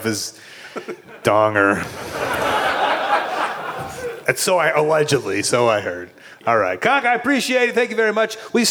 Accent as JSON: {"language": "English", "country": "Australia", "said": "Me as an Australian who is here to recruit Nathan Jones, we're so grateful."}